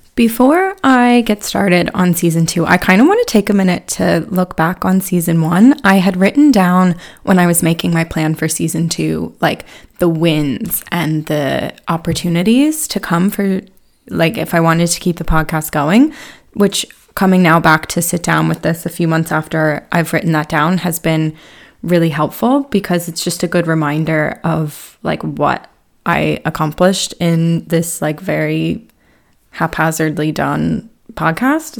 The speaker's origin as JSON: {"language": "English", "town": "Harrisburg", "region": "Pennsylvania", "country": "United States", "tie": "born or raised there", "also_born_or_lived": "Philadelphia", "moved": "as an adult", "lives_now": "Ireland", "said": "I'm not actually from Philly, from Harrisburg."}